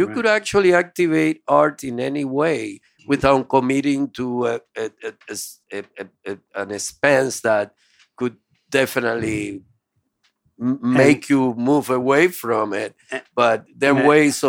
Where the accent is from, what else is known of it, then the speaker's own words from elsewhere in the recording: Honduras; And Hondurans. Hondurans. I'm from Honduras.